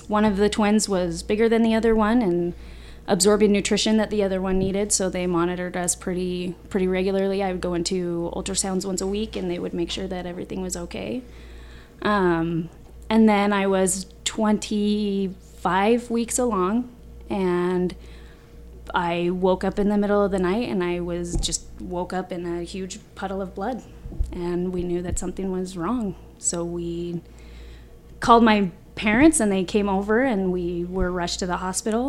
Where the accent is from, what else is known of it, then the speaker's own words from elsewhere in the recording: Arizona, United States; also born or lived in Bountiful, Utah; I was born in Bountiful, Utah, and moved to Arizona when I was about 10 years old. I've been here ever since.